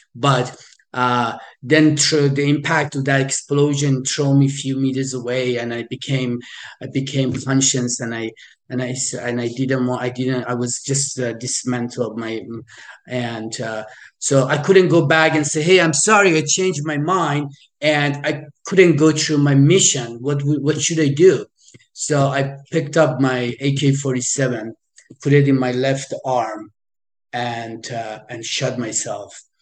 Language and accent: English; Iran; moved away; I am originally from Iran. I was born in in Iran